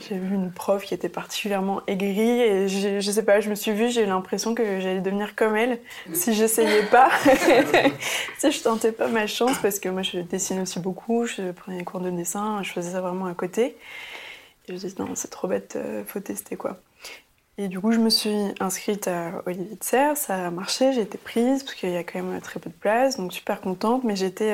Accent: Paris, Île-de-France, France; also born or lived in Antwerp, Belgium; j'ai grandi à Paris, dans le 12e

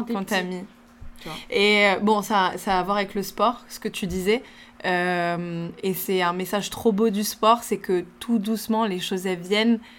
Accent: Italy; French is a second language; je vais euh, peut-être égoutter les pâtes parce que en tant que bonne

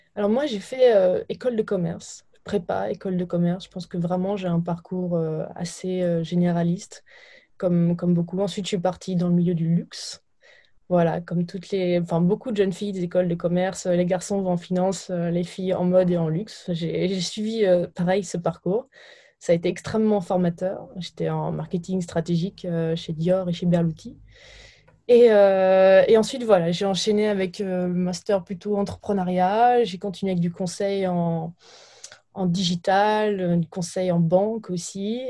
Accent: Burgundy, Bourgogne-Franche-Comté, France; je viens de, de Bourgogne, euh, de, de, la campagne

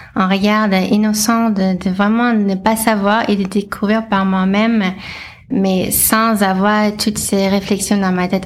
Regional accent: Los Angeles, California, United States; French is a second language; moved away as an adult; now in France; je suis américaine à la base, euh, donc euh, j'ai grandi en Californie, à Los Angeles, et je suis arrivée en France en 2012

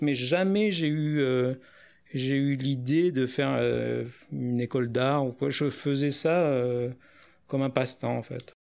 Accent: New Caledonia; j'ai grandi en Nouvelle-Calédonie

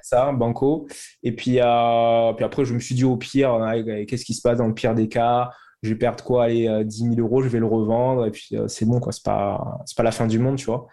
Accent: Toulouse, Occitania, France; also born or lived in London; je suis originaire de Toulouse.

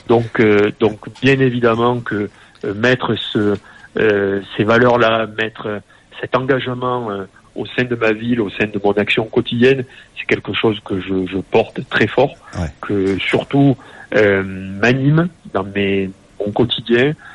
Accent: Nîmes, Occitania, France; je suis né à Nîmes, j'ai 48 ans

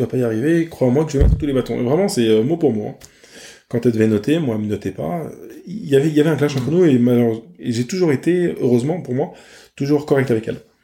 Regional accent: France; je suis un Français

